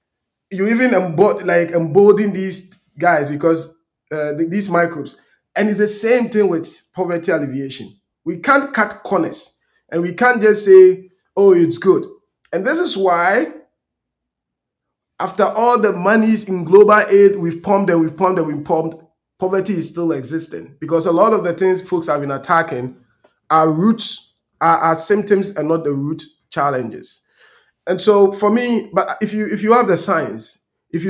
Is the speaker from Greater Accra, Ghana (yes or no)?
no; Tarkwa Breman, Western Region, Ghana; moved away; who grew up in Takwa-Berma in my village